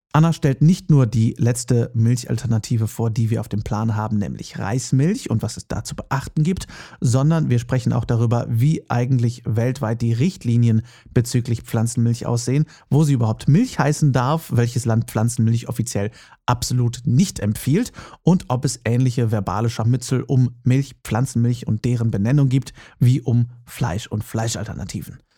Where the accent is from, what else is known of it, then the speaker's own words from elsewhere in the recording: Herford, North Rhine-Westphalia, Germany; moved away; Ich komme gebürtig ja aus Westfalen, genauer gesagt aus Herford